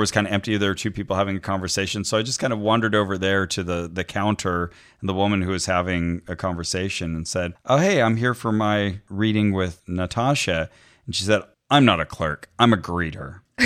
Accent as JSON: {"language": "English", "town": "Santa Cruz", "region": "California", "country": "United States", "tie": "born or raised there", "moved": "yes", "lives_now": "Los Angeles, United States", "said": "my hometown of Santa Cruz"}